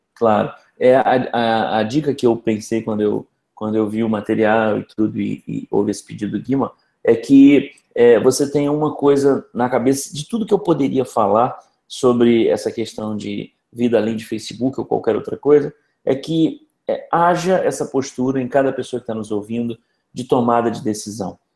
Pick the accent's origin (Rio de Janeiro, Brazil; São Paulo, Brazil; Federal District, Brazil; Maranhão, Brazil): Rio de Janeiro, Brazil; eu sou carioca, eu tenho trinta e seis anos